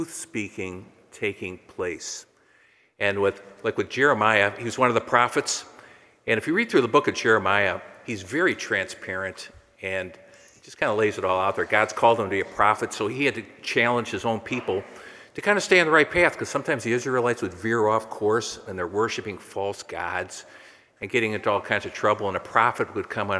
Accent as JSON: {"language": "English", "town": "McHenry", "region": "Illinois", "country": "United States", "tie": "born or raised there", "said": "I grew up in McHenry"}